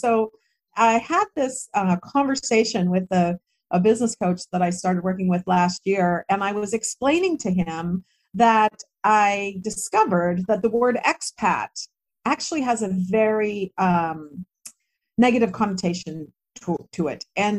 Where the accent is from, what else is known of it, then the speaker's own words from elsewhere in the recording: United States; moved away as an adult; Like, I am an American girl through and through, right? The values that were instilled in me in my country, and I was a Girl Scout and all of that, and that's just not going to change.